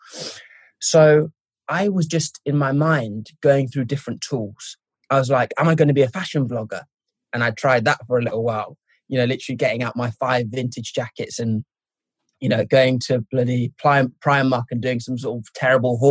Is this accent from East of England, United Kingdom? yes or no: yes; Norwich, East of England, United Kingdom; moved away as an adult; also born or lived in Derby / Zimbabwe / Birmingham; now in London, United Kingdom; when I was growing up in Norwich